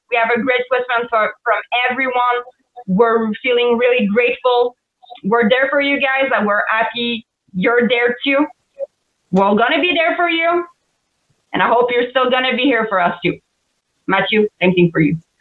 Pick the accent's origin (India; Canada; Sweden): Canada; accent: French Canadian; English is a second language; I'm a French Canadian for everybody that didn't know with my accent.